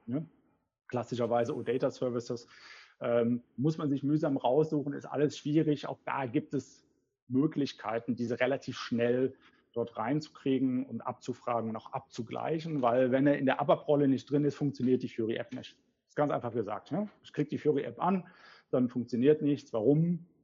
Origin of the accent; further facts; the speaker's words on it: Cologne, North Rhine-Westphalia, Germany; ich bin Kölner.